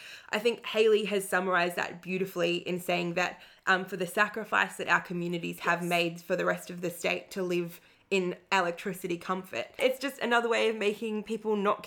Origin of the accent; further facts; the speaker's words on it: Moe, Victoria, Australia; I was from Moi